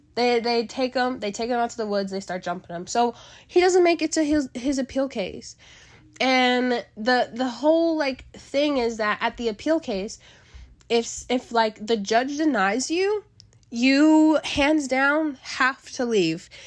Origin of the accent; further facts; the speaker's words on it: Kentucky, United States; when I was born in Kentucky, living in Kentucky, in a small town